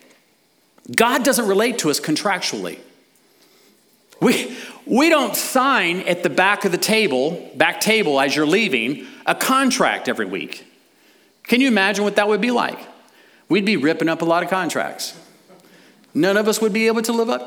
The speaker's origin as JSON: {"language": "English", "country": "United States", "said": "as American citizens"}